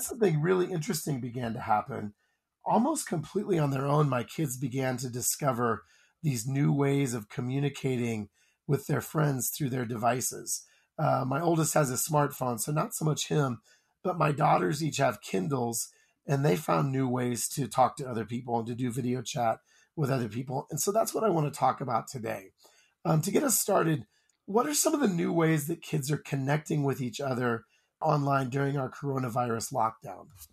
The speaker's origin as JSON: {"language": "English", "region": "Iowa", "country": "United States", "said": "I'm from Iowa"}